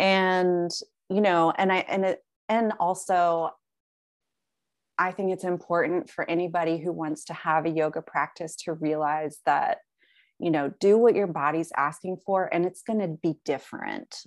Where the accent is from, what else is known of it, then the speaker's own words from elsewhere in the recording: the South, United States; I live in the South, like, growing up in the South